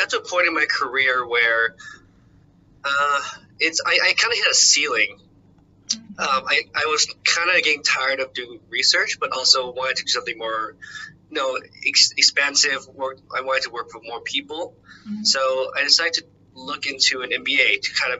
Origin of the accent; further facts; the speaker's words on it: Los Angeles, California, United States; moved away as an adult; now in Boston, United States; I'm originally from Los Angeles